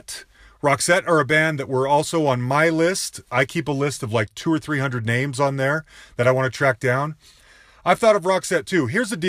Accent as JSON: {"language": "English", "region": "Utah", "country": "United States", "said": "I'm from Utah. I've seen you a ton. I've loved you since I was a kid"}